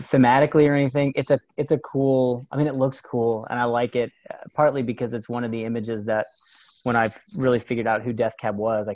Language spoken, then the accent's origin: English; Tulsa, Oklahoma, United States; here in my hometown in Tulsa